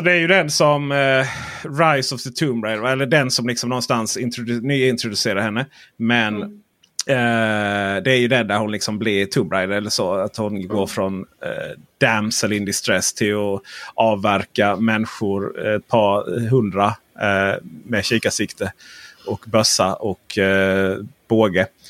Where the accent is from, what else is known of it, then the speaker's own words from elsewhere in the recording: Blekinge, Sweden; jag är från Blekinge